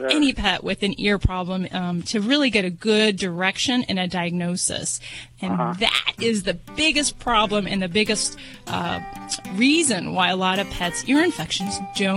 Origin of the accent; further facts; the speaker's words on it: Las Vegas, Nevada, United States; I'm from Vegas